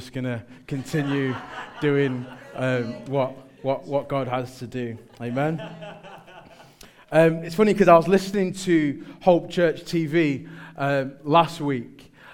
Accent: Manchester, North West England, United Kingdom; I'm from Manchester.

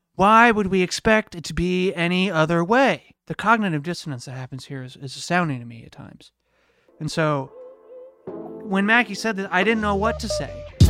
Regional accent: United States; I'm so American

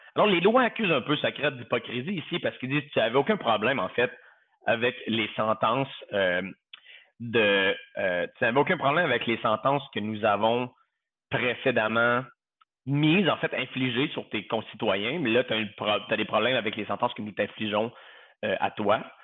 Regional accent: Quebec, Canada; moved away as an adult; also born or lived in Southern United States; now in United States; J'ai quitté le Québec, le, par nécessité professionnelle

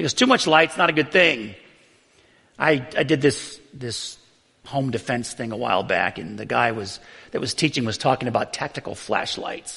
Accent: Buffalo, New York, United States; I grew up in Buffalo, New York

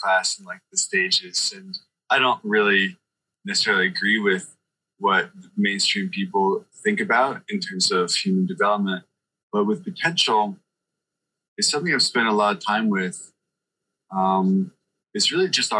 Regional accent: New York, United States; moved away as an adult; now in Florida, United States; I grew up in New York. You know, I lived in New York until I was 30.

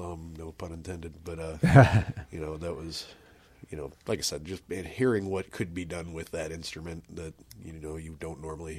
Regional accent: South Haven, Indiana, United States; Man, well, I'm from Northwest Indiana originally. I went to, like, Portage schools. Grew up in, like, South Haven, which a lot of people might be familiar with. It's this gorgeous little piece of land in between Valparaiso and Portage. Yeah, I pretty much was there my entire childhood.

